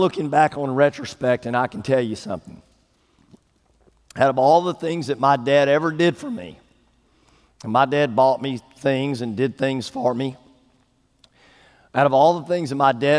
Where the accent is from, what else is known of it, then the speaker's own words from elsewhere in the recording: East Texas, United States; I grew up in East Texas. I grew up in the country, 18 miles out of town